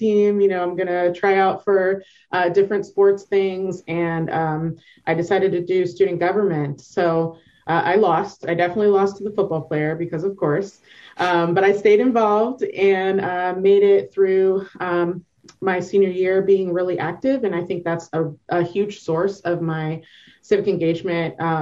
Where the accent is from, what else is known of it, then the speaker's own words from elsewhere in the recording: Fairfax, Virginia, United States; now in Portland, United States; I was born in Fairfax, Virginia, which is in the northern part, you know, a little bit outside of D.C. And so growing up in Northern Virginia, or NOVA, as we call it for short